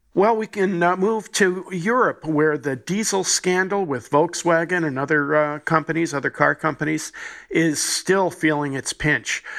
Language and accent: English; New Jersey, United States; my home state, my native state, New Jersey, Elizabeth, New Jersey